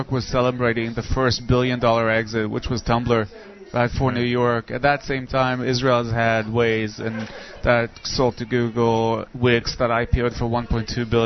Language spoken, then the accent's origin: English; Nigeria; moved away; I grew up in Nigeria